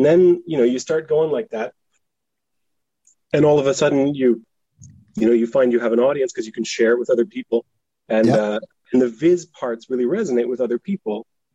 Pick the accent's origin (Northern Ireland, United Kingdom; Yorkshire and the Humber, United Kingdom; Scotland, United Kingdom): Scotland, United Kingdom; now in Halifax, Canada; So I grew up in Scotland because my dad was there for a few years doing his PhD, but he's from Halifax.